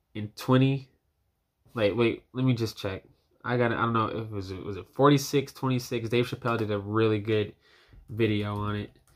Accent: United States; as a young black man, as an American citizen

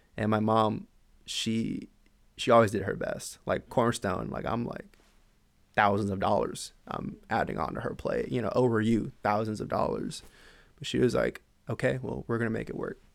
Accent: San Antonio, Texas, United States; moved away as an adult; originally I'm from San Antonio, Texas. I grew up there. I was there my whole life

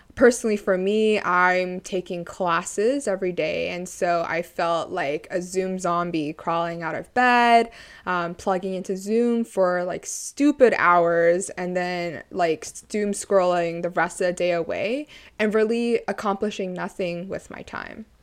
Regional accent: Canada; also born or lived in Toronto; I am Chinese Canadian.

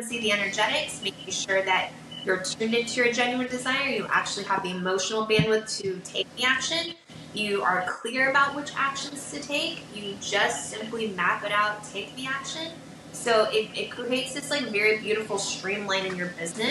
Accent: Vancouver, Washington, United States; also born or lived in Portland, Oregon; now in Santa Barbara, United States; I'm actually from Portland, Oregon, that I'm from Vancouver. Like, I was born in Portland, from Vancouver, Washington

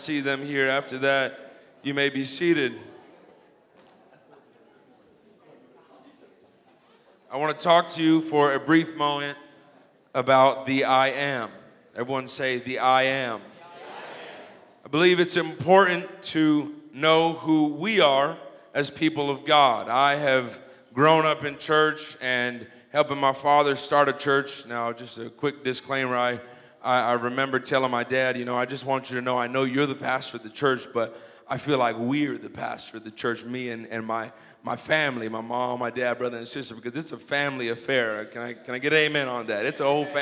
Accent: Los Angeles, California, United States; I'm from Los Angeles originally, so I'm getting used to the whole Indiana Midwest thing

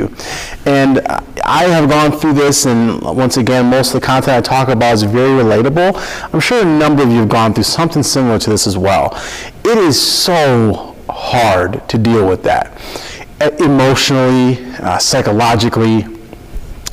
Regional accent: Minnesota, United States; I'm born and raised in Minnesota, and I love it. From Minnesota, I love it here.

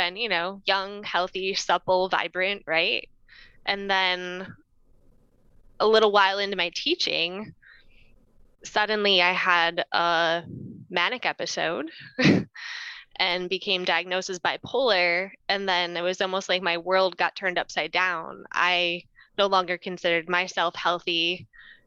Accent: Northville, Michigan, United States; I grew up in Northville, Michigan

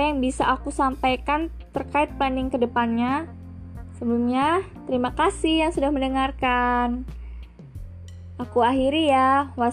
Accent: Central Lampung, Lampung, Indonesia; Aku berasal dari daerah Lampung Tengah dan asal sekolahku yaitu SMA Negeri 1 Terusan Unyai.

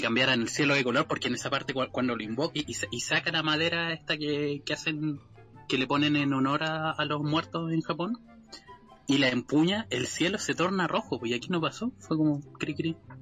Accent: Chile; accent: Chilean; nuestro maravilloso pseudo dialecto chileno

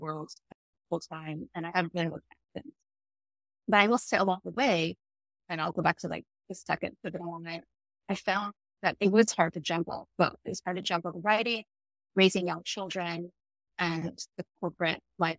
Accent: Ohio, United States; moved away as an adult; So my family is from the Philippines and Indonesia. I grew up in Ohio

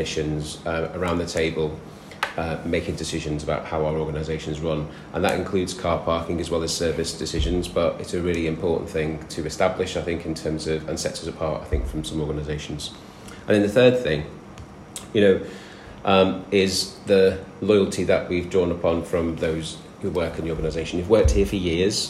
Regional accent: the north of England, United Kingdom; accent: northern; moved away as an adult; also born or lived in London; You'll probably tell from my accent which bit of the world I come from. And I'm a northern lad.

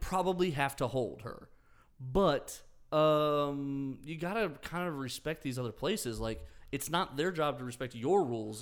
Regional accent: United States; we're American

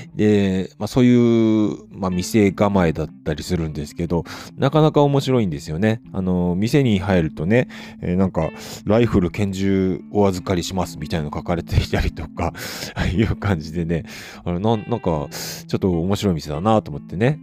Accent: Hakodate, Hokkaido, Japan; 地元函館

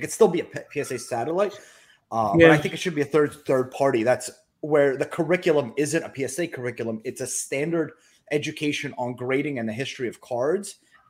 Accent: Philadelphia, Pennsylvania, United States; I'm from Philly

